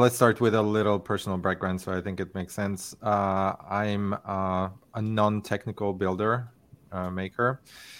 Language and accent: English; Hungary; moved away as an adult; also born or lived in Barcelona, Spain; now in California, United States; I'm originally from Hungary.